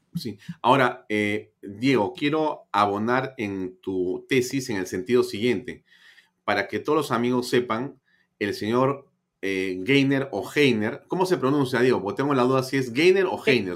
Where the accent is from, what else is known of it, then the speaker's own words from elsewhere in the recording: Peru; así somos los peruanos